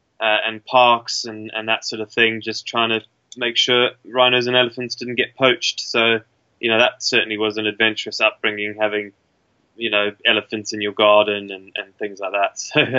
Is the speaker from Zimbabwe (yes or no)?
yes; Zimbabwe; Yeah, I guess growing up as a sort of colonial African, you kind of have an inbuilt need to explore because your forefathers did it from England and all that sort of thing, and in my case England and Ireland.